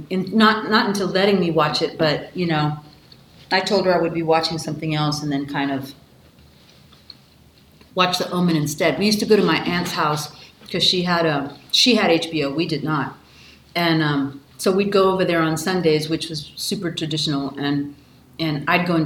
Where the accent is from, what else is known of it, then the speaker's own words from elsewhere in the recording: Texas, United States; We're from Texas.